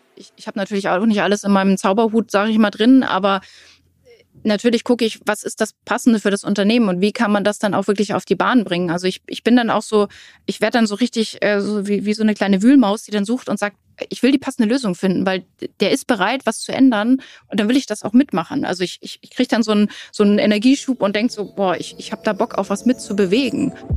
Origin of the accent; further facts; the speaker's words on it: Rellingen, Schleswig-Holstein, Germany; ich wohne in Relling.